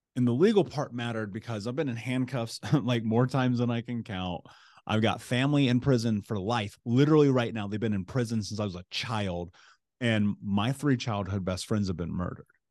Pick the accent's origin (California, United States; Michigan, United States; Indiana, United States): Indiana, United States; Indianapolis; I grew up in Indianapolis